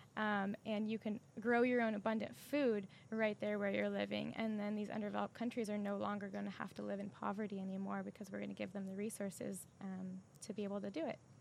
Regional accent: San Diego, California, United States; also born or lived in Sacramento; I'm from San Diego

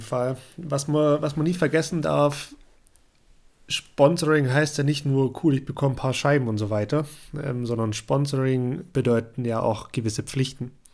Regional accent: Germany; bei uns in Deutschland

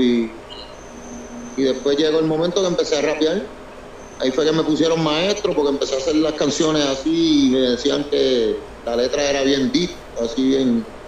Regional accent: Puerto Rico; also born or lived in New Jersey; yo nací en, el New Jersey. Y me, y me fui a temprana edad, como a los 10 años, me fui a Puerto Rico. De ahí me crié en Puerto Rico.

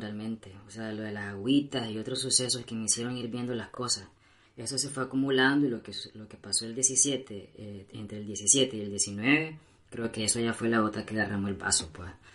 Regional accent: Nicaragua; aquí nací

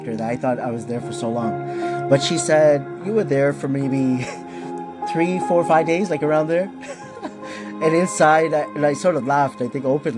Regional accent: Markham, Ontario, Canada; also born or lived in Scarborough, Ontario; I was born in Scarborough, Ontario. This is Canada. When I was 6 years old, we moved to Markham.

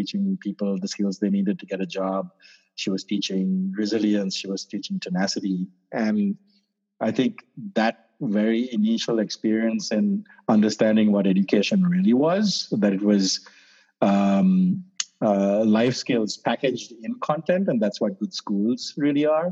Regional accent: Sri Lanka; moved away; I grew up in Sri Lanka

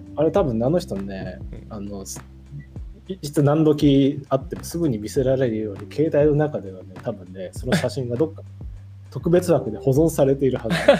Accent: Northern Kanto, Japan; moved away as an adult; now in Niigata, Japan; 北関東の山奥山海のないとこから来た

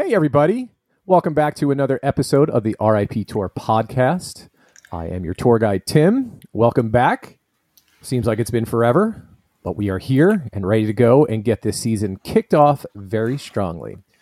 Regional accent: New York, United States; now in Florida, United States; I'm originally from New York too

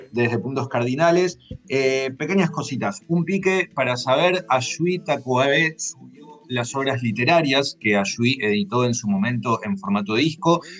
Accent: Uruguay; soy, un uruguayo de casualidad.

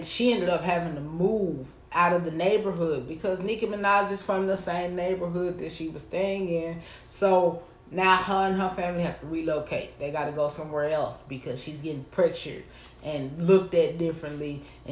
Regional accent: the South, United States; I'm from the South.

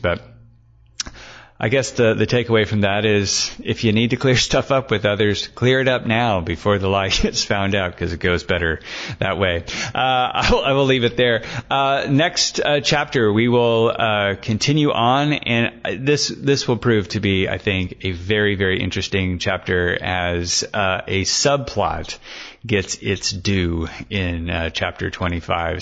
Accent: Emporia, Kansas, United States; my hometown of Emporia, Kansas

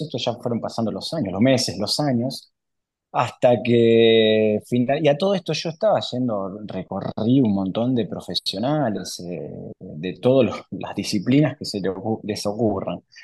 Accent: Capitán Bermúdez, Santa Fe, Argentina; moved away as an adult; also born or lived in Paraná; yo soy oriundo de Capitán Bermúdez al lado de Rosario

